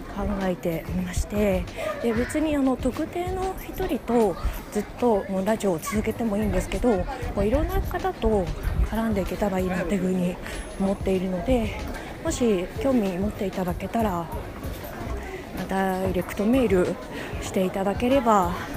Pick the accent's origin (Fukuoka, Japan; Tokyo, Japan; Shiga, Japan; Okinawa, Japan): Tokyo, Japan; 私は小さい時から浅草で育ちまして